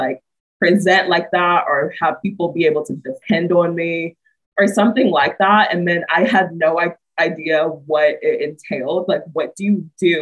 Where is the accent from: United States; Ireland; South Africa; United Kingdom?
United States; Atlanta, Georgia; moved away as an adult; also born or lived in Auburn, Alabama; now in Knoxville, United States; I'm born and raised in Atlanta, Georgia.